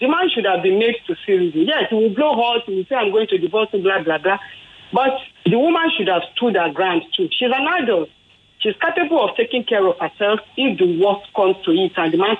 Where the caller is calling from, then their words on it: Ikeja, Lagos, Nigeria; I'm calling from Ikeja.